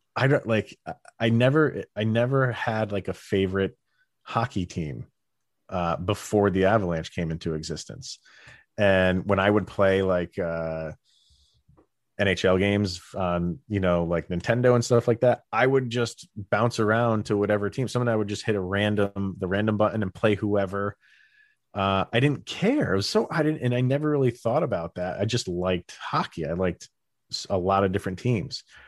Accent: Albany area, New York, United States; we had the Albany Colony Yankees, which was, like, massive. Like, some of the big name guys, like, came through where I lived

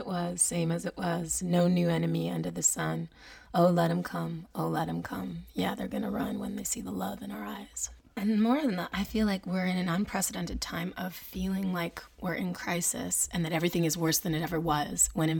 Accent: Montreal, Quebec, Canada; moved away; also born or lived in Vancouver, British Columbia; I am Canadian. And I was born and raised in Montreal.

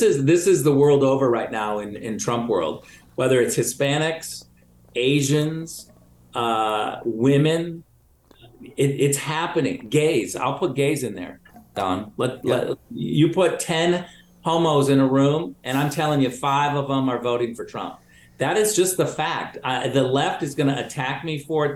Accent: Michigan, United States; I was born in Michigan. I'm originally from Michigan

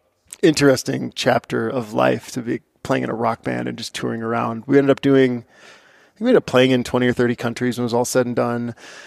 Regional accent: Barron, Wisconsin, United States; But my story, I grew up in Northwest Wisconsin in a town called Barron

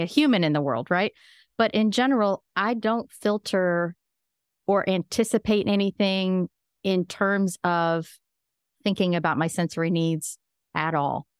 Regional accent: Midwest, United States; I'm from the Midwest as well

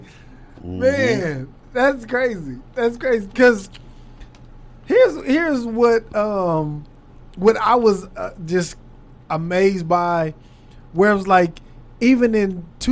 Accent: California, United States; moved away as an adult; now in Dallas, United States; See, I'm from California. I just moved out here 6-7 years ago.

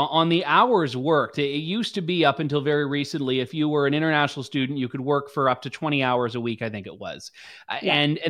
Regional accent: London, Ontario, Canada; I'm from London, Ontario

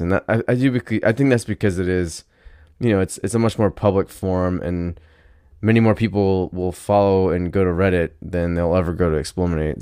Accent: United States; I'm American

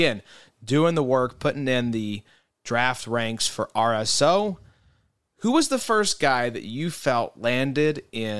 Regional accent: Canada; And being Canadian, I don't mind the call means that I actually do mind the call.

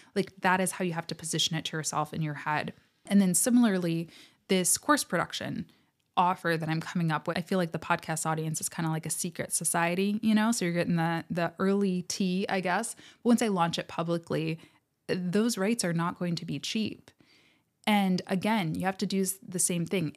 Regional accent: United States; I am American, do live on the American continent

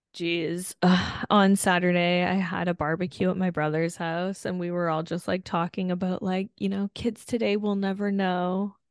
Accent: Hamilton, Ontario, Canada; my hometown, Hamilton

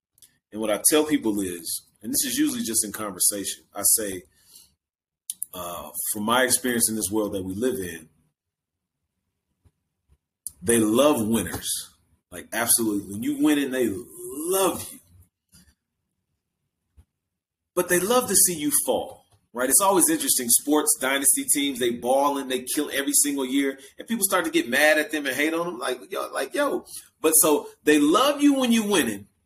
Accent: Milwaukee, Wisconsin, United States; that's why I love my hometown, Milwaukee

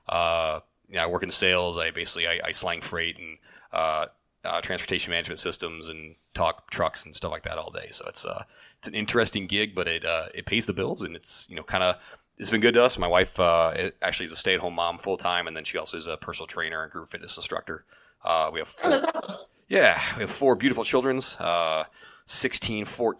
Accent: Fairfax, Virginia, United States; also born or lived in Cedar Rapids, Iowa / Chicagoland area; now in Chicago area, United States; I was born right outside of Washington D.C. Fairfax, Virginia is where I grew up

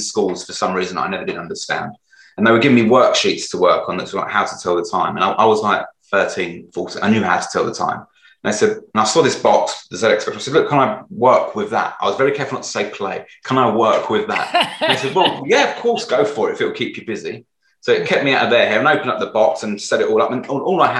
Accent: London, United Kingdom; I grew up in Newham, which is sort of one of the poorest parts of London.

